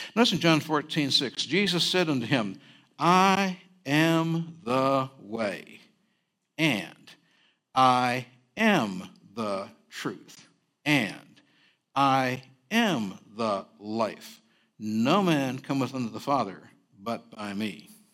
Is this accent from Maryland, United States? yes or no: no; Berkeley, California, United States; also born or lived in San Francisco, California; I did grow up on the campus of Cal Berkeley, but I was born in Chinatown, San Francisco